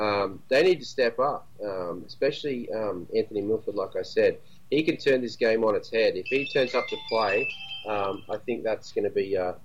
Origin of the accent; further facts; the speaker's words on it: Queensland, Australia; Try being a kid growing up in Queensland, going for Manly, starting school in 1988